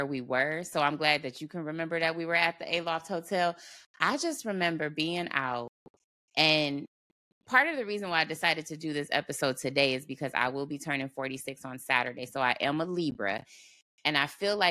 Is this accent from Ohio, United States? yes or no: yes; Cleveland, Ohio, United States; moved away as an adult; now in Dallas, United States; we're both from Ohio, Cleveland, Ohio